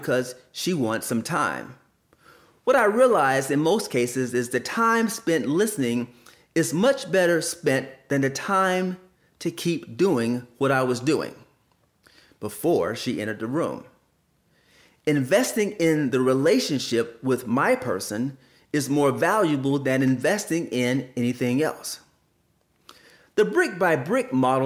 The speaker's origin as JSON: {"language": "English", "town": "Columbus", "region": "Georgia", "country": "United States", "tie": "born or raised there", "said": "I grew up in Columbus, Georgia, and attended many churches"}